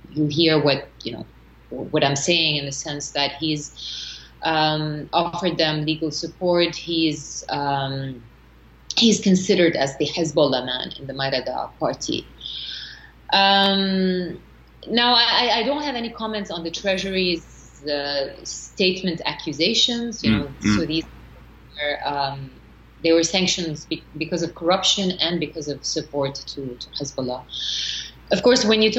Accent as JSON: {"language": "English", "town": "Zgharta", "region": "North Governorate", "country": "Lebanon", "tie": "born or raised there", "said": "my hometown, Zgharta"}